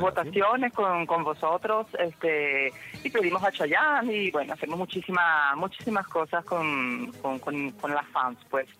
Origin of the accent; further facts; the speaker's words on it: Venezuela; moved away as an adult; now in Sicily, Italy; soy venezolana, sí, soy venezolana, pero vivo aquí en Italia